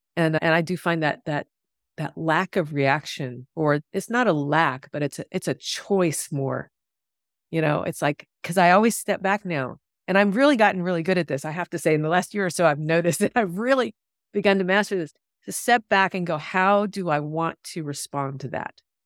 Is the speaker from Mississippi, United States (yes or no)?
yes; Mississippi, United States; I grew up in Mississippi, so really South